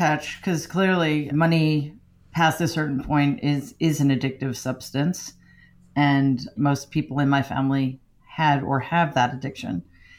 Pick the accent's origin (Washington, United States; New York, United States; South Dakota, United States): New York, United States; Queens; I grew up in Jamaica, Queens, which was a working class, lower middle class neighborhood